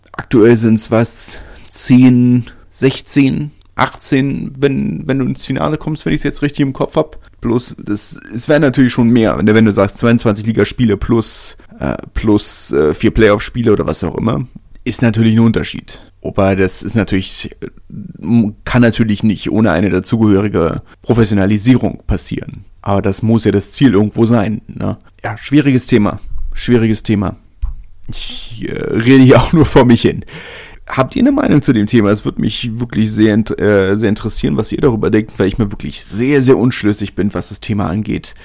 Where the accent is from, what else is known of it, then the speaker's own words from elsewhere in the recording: Berlin, Germany; ich komme ja aus Südberlin